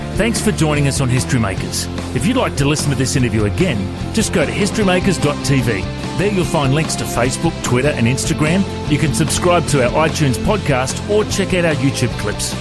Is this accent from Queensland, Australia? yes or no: no; Coffs Harbour, New South Wales, Australia; I was uh, born and raised in uh, in Coffs Harbour in New South Wales